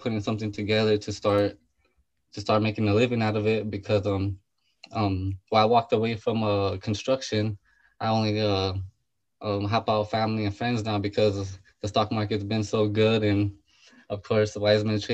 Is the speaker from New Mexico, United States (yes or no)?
yes; Albuquerque, New Mexico, United States; From Albuquerque, New Mexico.